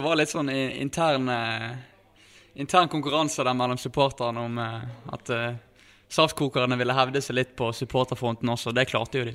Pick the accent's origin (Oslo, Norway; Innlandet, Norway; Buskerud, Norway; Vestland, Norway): Vestland, Norway; Bergen; moved away as an adult; now in Sogndal, Norway; jeg er jo bergensgutt. Eh, bodde, eh, ja, bodde i Bergen helt fram til jeg flyttet opp hit